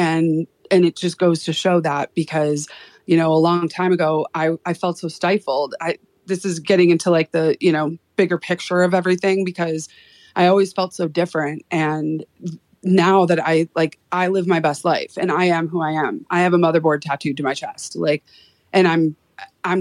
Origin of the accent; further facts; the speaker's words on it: Chicago, Illinois, United States; moved away as an adult; now in Boise, United States; Here in Boise, Idaho, actually in my 20s, growing up in Chicago